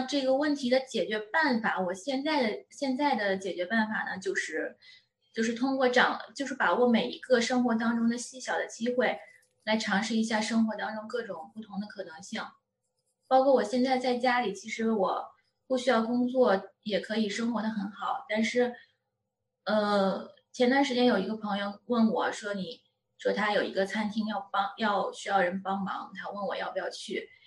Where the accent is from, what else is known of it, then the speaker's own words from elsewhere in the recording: China; moved away as an adult; 我作为一个中国人